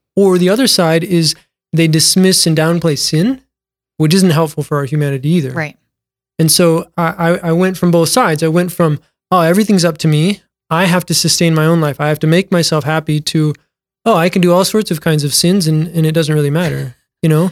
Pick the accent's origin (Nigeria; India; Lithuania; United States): United States; Mitchell, South Dakota; Born and raised in Mitchell, South Dakota.